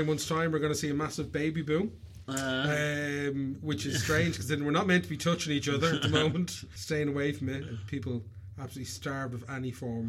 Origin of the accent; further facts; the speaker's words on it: Ireland; I'm just saying this as an Irish person